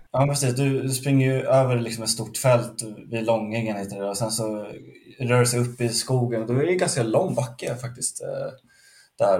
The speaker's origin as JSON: {"language": "Swedish", "town": "Lidingö", "region": "Stockholm County", "country": "Sweden", "tie": "born or raised there", "said": "Jag är uppvuxen, eh, typ femtio meter från, eh, från en del av banan"}